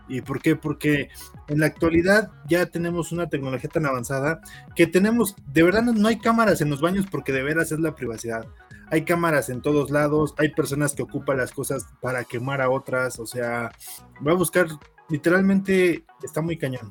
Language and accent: Spanish; Mexico; como mexicano